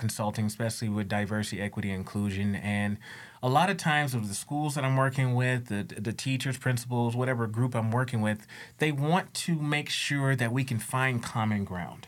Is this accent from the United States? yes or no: yes; United States; also born or lived in Louisiana; I came from the States